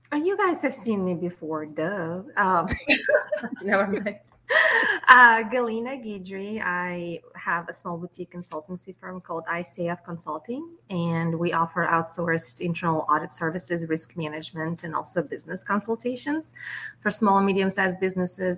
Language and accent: English; Russia; now in United States; I'm from Russia originally